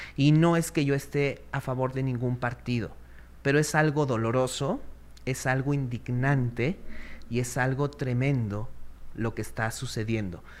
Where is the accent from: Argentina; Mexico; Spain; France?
Mexico